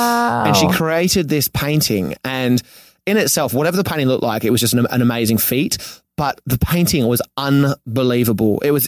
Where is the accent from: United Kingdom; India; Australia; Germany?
Australia; Sydney, New South Wales; moved away as an adult; also born or lived in Venice Beach, Los Angeles; now in Los Angeles, United States; I come from Manly in Sydney, which is on the beach.